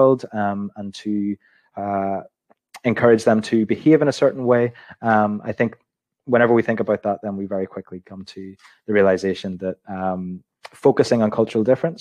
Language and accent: English; Belfast, Northern Ireland, United Kingdom; I was born in Belfast in 1987 in the city hospital